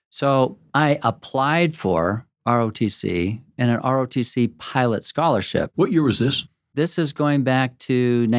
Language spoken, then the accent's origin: English; Pacific Northwest, United States; Oregon and Washington State.